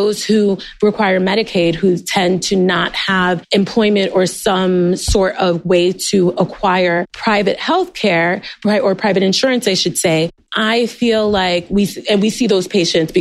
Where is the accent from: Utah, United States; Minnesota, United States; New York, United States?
New York, United States; New York City; also born or lived in Fort Drum, New York / Walter Reed; I am born and raised in New York, but left for college, came back